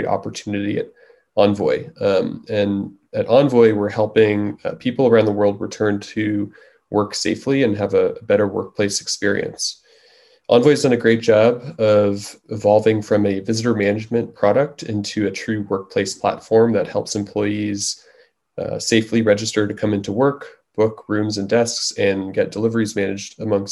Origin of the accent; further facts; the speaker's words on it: New York, United States; moved away as an adult; also born or lived in Bay Area; I was originally from New York, came out to the Bay Area to go to Stanford for engineering